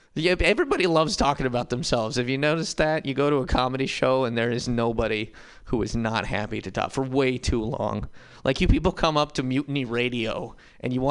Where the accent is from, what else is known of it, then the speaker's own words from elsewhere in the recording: Montana, United States; now in San Francisco, United States; I'm from Montana